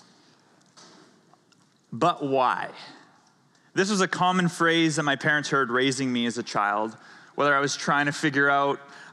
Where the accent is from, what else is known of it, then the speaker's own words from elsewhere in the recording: Canada; moved away; I'm from Canada.